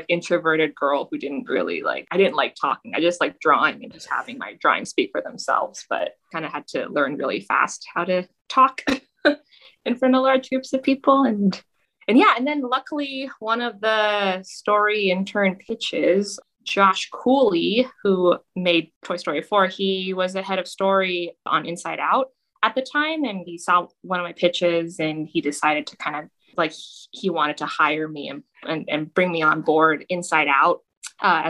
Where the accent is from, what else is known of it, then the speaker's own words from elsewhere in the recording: Toronto, Ontario, Canada; moved away; Toronto, Canada, which is the city I grew up in.